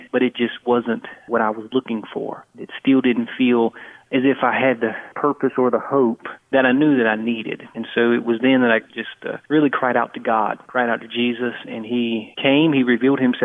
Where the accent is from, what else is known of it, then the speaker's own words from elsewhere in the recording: Tennessee, United States; I grew up in Tennessee